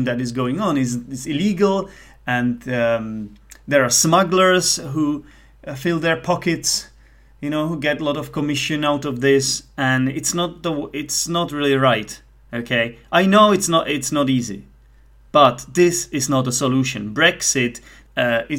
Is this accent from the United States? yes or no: no; Czechia; English is a second language; also born or lived in United Kingdom; I'm Czech. And I'm a non-native speaker